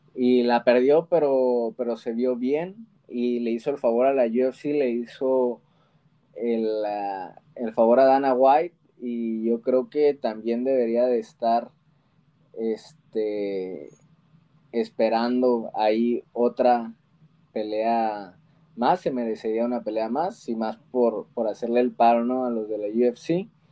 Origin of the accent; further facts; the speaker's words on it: Mexico; tenemos los mexicanos